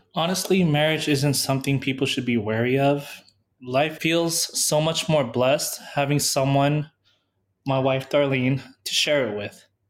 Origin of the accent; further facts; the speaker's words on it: San Diego, California, United States; moved away as an adult; I was from San Diego